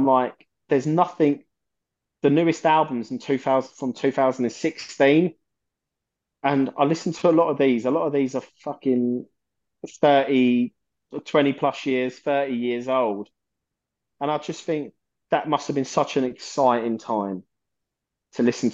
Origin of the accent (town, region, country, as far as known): London, United Kingdom